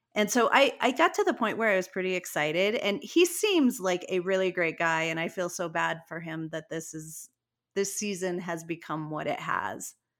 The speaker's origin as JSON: {"language": "English", "region": "Colorado", "country": "United States", "said": "I'm from Colorado"}